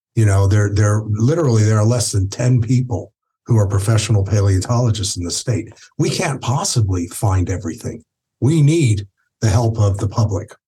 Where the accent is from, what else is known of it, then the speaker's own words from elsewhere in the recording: Albuquerque, New Mexico, United States; I grew up in Albuquerque